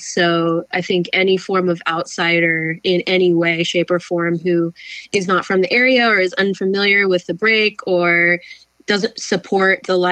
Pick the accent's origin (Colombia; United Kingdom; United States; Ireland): United States; San Clemente, California; also born or lived in Capistrano Beach; now in Los Angeles, United States; I grew up in San Clemente, family of 2 other sisters, my mom and my dad.